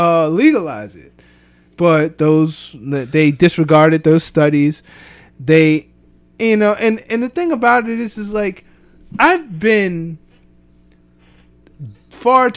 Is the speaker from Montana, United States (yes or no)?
no; Ephrata, Pennsylvania, United States; growing up in Ephrata